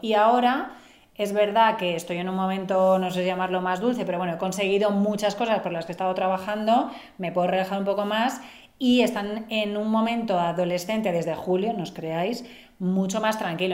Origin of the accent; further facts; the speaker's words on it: Barcelona, Catalonia, Spain; soy de Barcelona